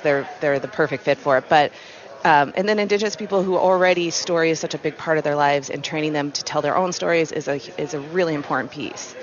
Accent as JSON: {"language": "English", "area": "Flathead Valley", "region": "Montana", "country": "United States", "tie": "born or raised there", "said": "I grew up in Montana, I grew up in the Flathead Valley, and still get to live here and raise my family here"}